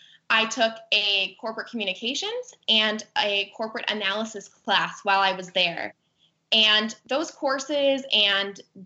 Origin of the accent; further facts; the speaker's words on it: Minnesota, United States; moved away as an adult; I'm from Minnesota